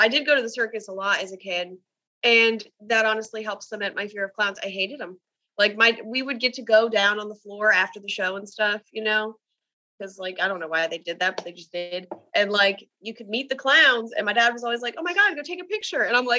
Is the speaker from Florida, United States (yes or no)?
no; New Jersey, United States; I grew up near a larger city. I'm from South Jersey. So I was very close to Philadelphia